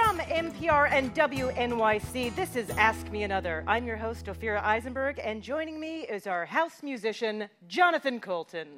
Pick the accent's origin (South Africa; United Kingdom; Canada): Canada; as a Canadian.